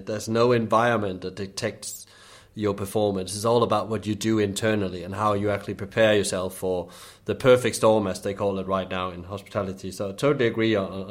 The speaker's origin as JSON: {"language": "English", "country": "Denmark", "moved": "yes", "said": "I'm originally from Denmark"}